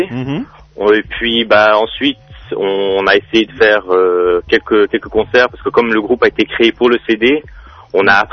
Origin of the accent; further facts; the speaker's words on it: Switzerland; On est en, de la Suisse, un peu partout de la Suisse, en fait.